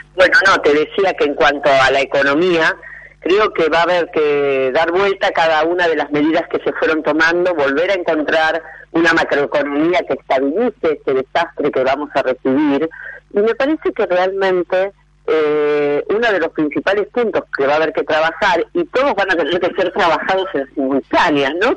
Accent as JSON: {"language": "Spanish", "country": "Argentina", "said": "vamos a tener otra posibilidad como argentinos"}